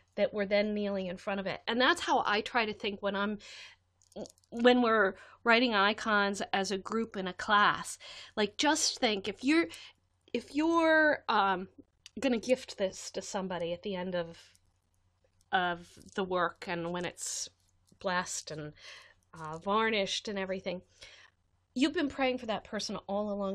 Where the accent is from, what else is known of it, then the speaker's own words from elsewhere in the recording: United States; as an American adult